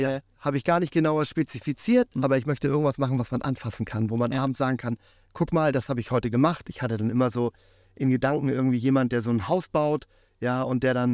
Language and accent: German; Germany; born there; also born or lived in Africa; Ich bin zwar in Deutschland geboren, aber habe lange in Afrika gelebt, hatte da sehr viel Kontakt mit fremdländischer Küche